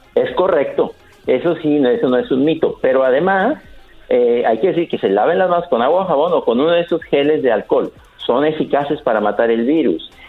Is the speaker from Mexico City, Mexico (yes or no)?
no; León, Guanajuato, Mexico; Yo soy del mero León, Guanajuato, donde la vida no vale nada